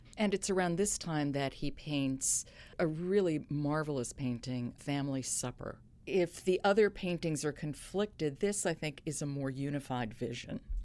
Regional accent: New York, United States; I grew up in New York

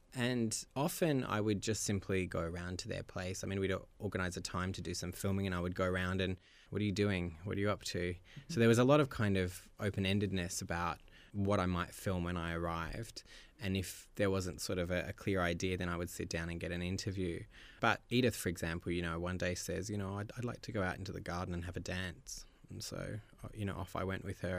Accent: Australia; moved away; as an Australian

